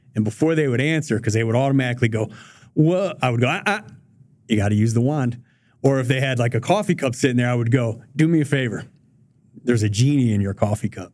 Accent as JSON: {"language": "English", "town": "Detroit", "region": "Michigan", "country": "United States", "tie": "born or raised there", "said": "I grew up in Southwest Detroit. I went to a Detroit public high schools."}